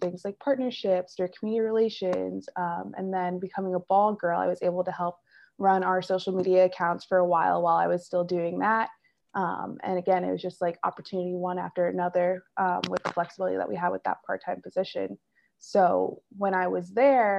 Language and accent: English; Philadelphia, Pennsylvania, United States; moved away as an adult; I'm from Philadelphia area originally